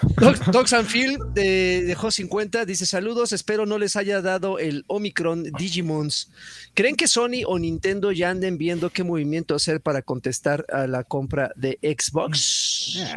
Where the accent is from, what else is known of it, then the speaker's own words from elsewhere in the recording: Mexico City, Mexico; chilangos decimos, ah, empanadas